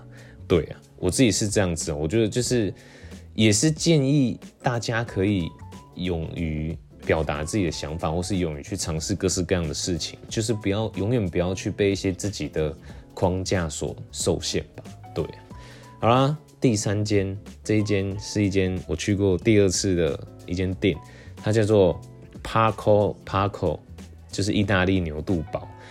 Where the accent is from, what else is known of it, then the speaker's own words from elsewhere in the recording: Taiwan; 我就这样讲，我就是台湾的嘛，就可能有一些刻板印象